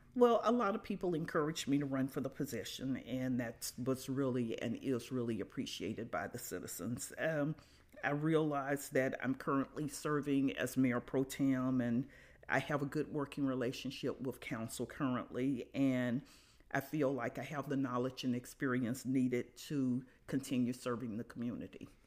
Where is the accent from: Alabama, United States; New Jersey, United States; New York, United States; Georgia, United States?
Alabama, United States; Birmingham; moved away as an adult; now in Carbondale, United States; I'm originally from Birmingham, Alabama. I grew up there, went to school there, uh, came to Carbondale in nineteen seventy-one